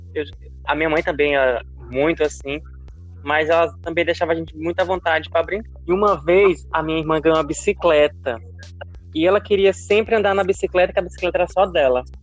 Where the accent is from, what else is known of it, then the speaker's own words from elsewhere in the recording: Santa Cruz dos Milagres, Piauí, Brazil; sou natural de Santa Cruz dos Milagres